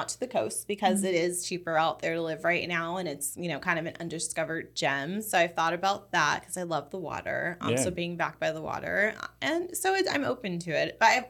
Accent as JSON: {"language": "English", "town": "Los Angeles", "region": "California", "country": "United States", "tie": "born or raised there", "moved": "as an adult", "lives_now": "Orlando, United States", "said": "growing up in Los Angeles in California and then coming here, I've always been in places that were really high paced and really fast moving."}